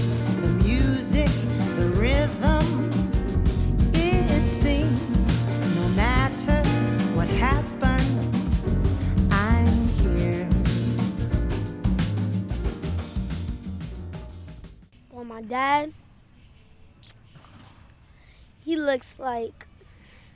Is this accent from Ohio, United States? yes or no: no; New York City, New York, United States; I'm 10 years old, and I'm from Brooklyn, New York